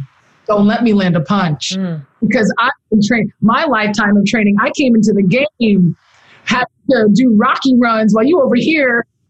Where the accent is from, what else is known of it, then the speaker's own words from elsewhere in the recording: Nigeria; now in United States; because I have the duality of being in the U.S. but also being Nigerian, of seeing firsthand that the status quo is not enough.